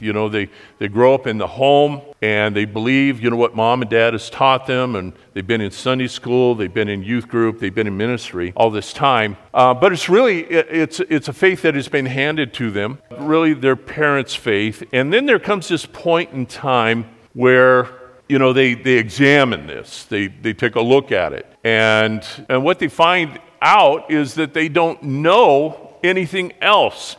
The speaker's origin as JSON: {"language": "English", "country": "United States", "tie": "born or raised there", "said": "we grew up here in America."}